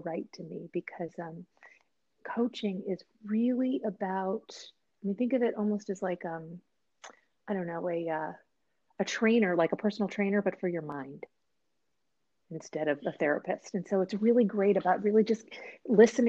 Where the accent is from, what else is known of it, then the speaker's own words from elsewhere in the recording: East Coast, United States; moved away as an adult; now in Seattle, United States; I was an East Coaster and I was like a huge part of my identity.